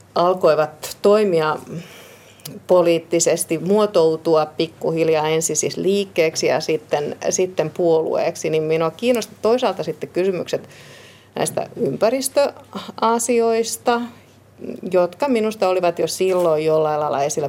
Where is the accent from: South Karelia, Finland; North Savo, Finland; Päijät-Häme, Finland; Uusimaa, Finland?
Uusimaa, Finland; Vantaa; also born or lived in Helsinki; Perheeni, siis veljeni, vanhempani ja minä muutimme Helsingin maalaiskuntaan silloin, kun olin aika pieni